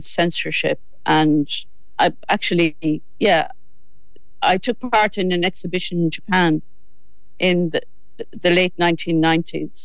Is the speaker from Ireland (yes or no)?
yes; Midlands, Ireland; also born or lived in West Mayo; now in Wicklow, Ireland; all belonging to me are from West Mayo, but I grew up in the Midlands and I've lived in Wicklow for over half my life